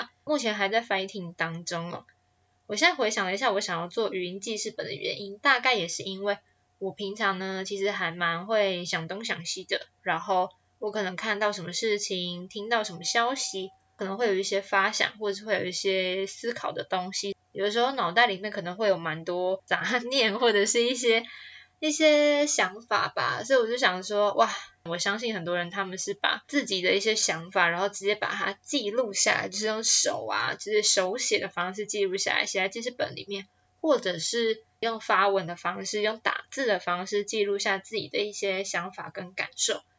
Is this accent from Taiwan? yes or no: yes; Taichung, Taiwan; moved away as an adult; now in Taipei, Taiwan; 我来到台北也四年了，我当初是因为考上台北的大学，所以我从台中搬到台北来哦。